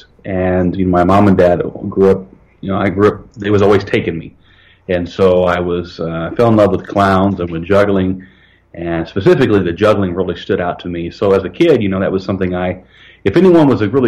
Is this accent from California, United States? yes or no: no; Evansville, Indiana, United States; I was born in Evansville, Indiana, southern Indiana